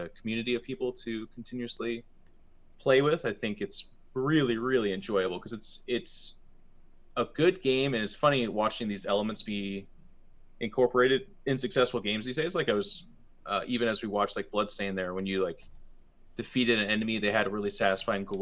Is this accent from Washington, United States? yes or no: yes; Seattle, Washington, United States; Being born and raised in Seattle